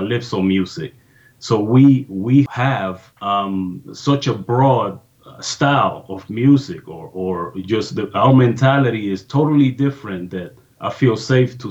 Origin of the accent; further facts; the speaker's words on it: Panama City, Panama; moved away; I am originally from Panama, Panama City, Panama, Central America.